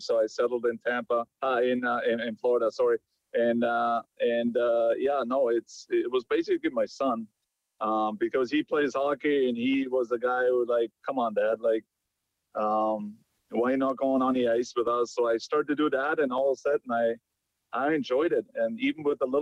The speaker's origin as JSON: {"language": "English", "country": "Germany", "moved": "yes", "said": "me being from Germany"}